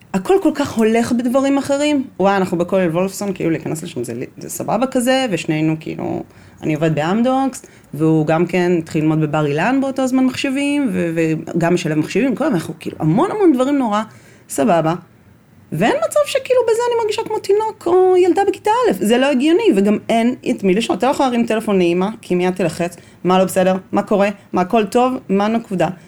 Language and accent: Hebrew; Bnei Brak, Tel Aviv District, Israel; גדלתי בבני ברק